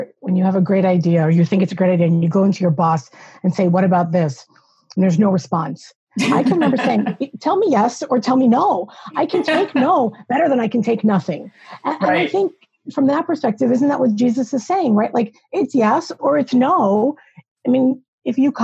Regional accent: New York, United States; I'm originally from New York

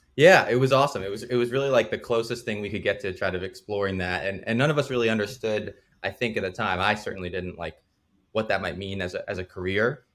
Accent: New Jersey, United States; I grew up in New Jersey

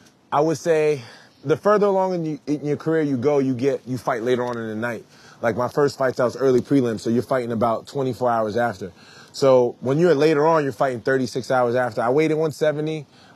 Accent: Brooklyn, New York, United States; Brooklyn. I'm from Brooklyn. You know what I mean?

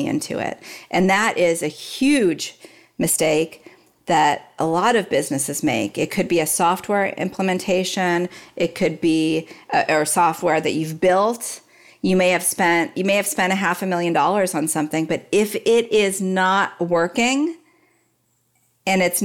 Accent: Dallas, Texas, United States; I grew up in Dallas

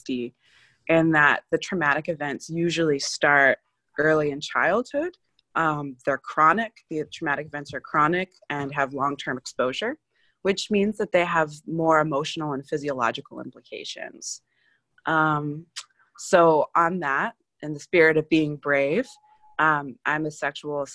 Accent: Philadelphia, Pennsylvania, United States; I'm from Philadelphia

